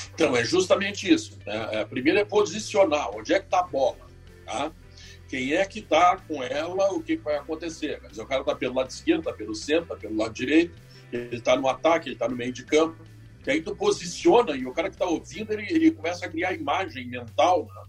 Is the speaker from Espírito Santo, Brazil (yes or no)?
no; Porto Alegre, Rio Grande do Sul, Brazil; eu sou natural de Porto Alegre